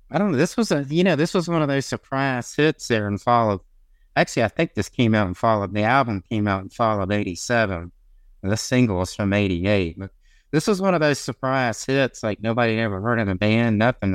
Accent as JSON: {"language": "English", "region": "the South", "country": "United States", "said": "I'm a Southerner"}